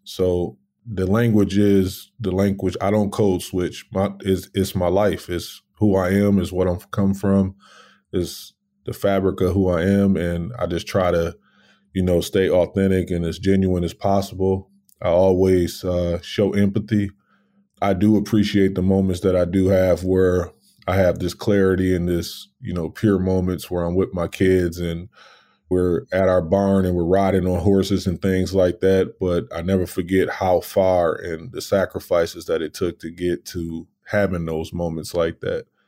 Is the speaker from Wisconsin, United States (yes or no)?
yes; Racine, Wisconsin, United States; I'm born and raised in Racine, Wisconsin